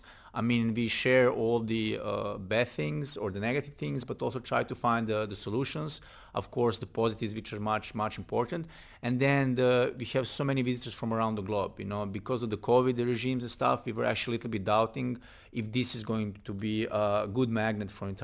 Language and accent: English; Belgrade, Serbia; I love Belgrade. I was born there.